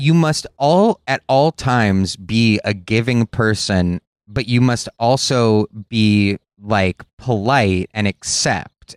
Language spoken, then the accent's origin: English; Los Angeles, California, United States; I'm from Los Angeles